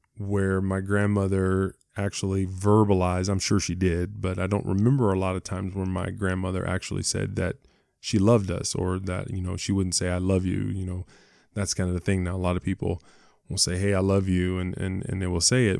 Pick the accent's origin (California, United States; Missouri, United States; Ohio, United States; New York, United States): Ohio, United States; Cleveland; moved away as an adult; I was born in Ohio, uh, in Cleveland, Ohio, uh, lived in Ohio uh, most of my life until, till I went to college